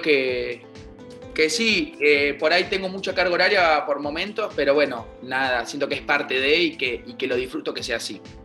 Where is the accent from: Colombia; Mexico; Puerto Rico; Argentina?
Argentina